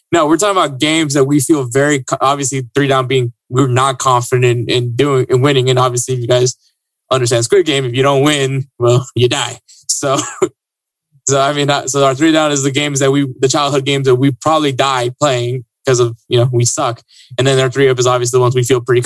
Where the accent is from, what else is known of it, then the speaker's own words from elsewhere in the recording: Houston, Texas, United States; we're from Houston.